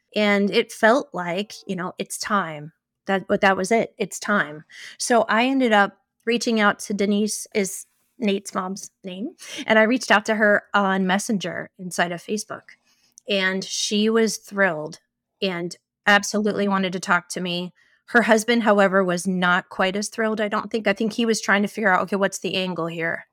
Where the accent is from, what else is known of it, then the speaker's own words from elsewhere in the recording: Ohio, United States; I grew up in Ohio